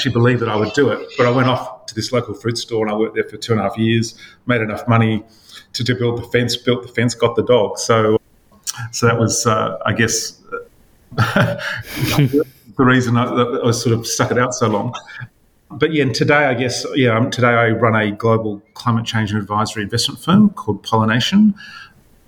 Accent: Sydney, New South Wales, Australia; I was born in Crown Street Women's Hospital, which is about as Sydney as you can get.

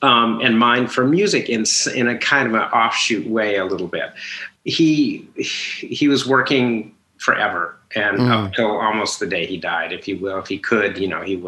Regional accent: Minneapolis, Minnesota, United States; Minnesota, Minneapolis.

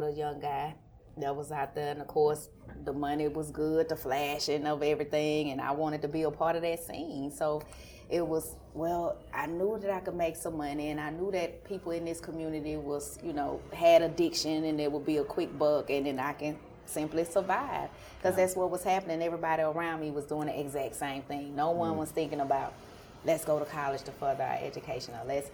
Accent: Chattanooga, Tennessee, United States; I'm from Chattanooga originally

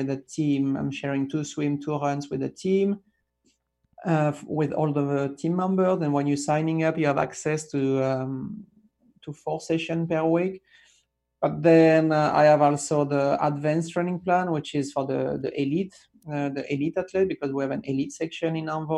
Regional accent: south of France, France; moved away; my hometown in south of France

